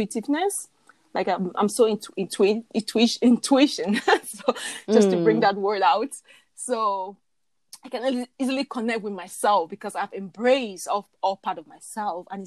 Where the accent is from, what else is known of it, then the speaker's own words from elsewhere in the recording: Cameroon; now in Canada; I'm from Cameroon and I live in Canada.